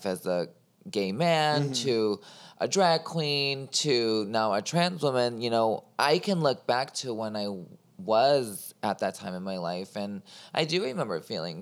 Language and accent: English; Chicago, Illinois, United States; moved away as an adult; I grew up in the Northwest suburbs, and then I turned 18 and moved to the city.